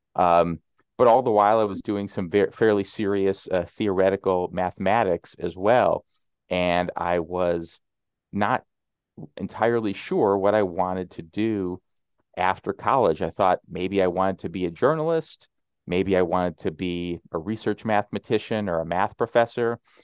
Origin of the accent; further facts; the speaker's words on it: Illinois, United States; moved away as an adult; also born or lived in New York City; my home state of Illinois